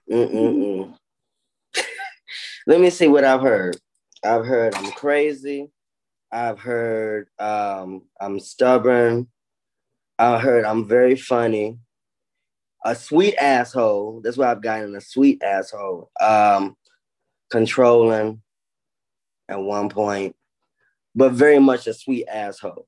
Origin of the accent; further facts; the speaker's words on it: Chicago, Illinois, United States; I'm from Chicago.